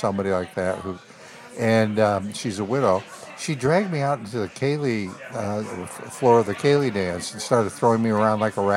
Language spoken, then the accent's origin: English; Chicago, Illinois, United States; I was from Chicago.